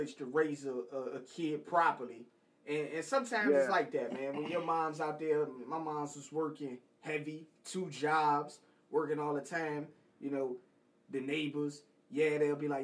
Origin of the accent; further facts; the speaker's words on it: the South, United States; I'm from the South